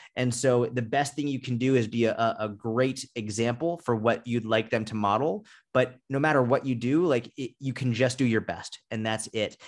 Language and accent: English; outside Boston, Massachusetts, United States; I grew up outside Boston